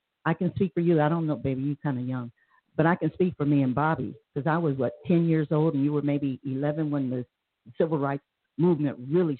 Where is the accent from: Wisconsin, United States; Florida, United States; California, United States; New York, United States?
California, United States; San Diego; I was born and raised in Northwest.